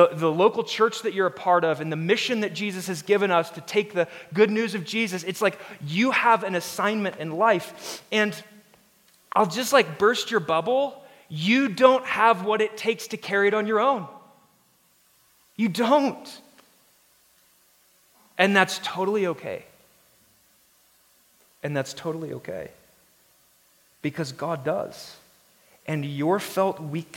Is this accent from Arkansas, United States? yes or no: yes; Arkansas, United States; now in Denver, United States; I'm from Arkansas